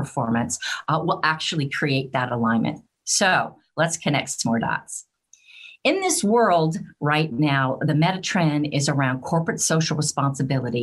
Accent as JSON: {"language": "English", "country": "United States", "also_born_or_lived": "United Kingdom", "moved": "as an adult", "said": "my accent will tell you that I am from the United States"}